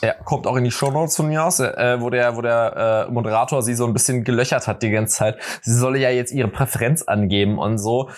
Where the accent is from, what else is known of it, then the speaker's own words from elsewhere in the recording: Berlin, Germany; weil ich komme ja aus Berlin. So, ich verstehe mich halt als Berliner und als halt Westberliner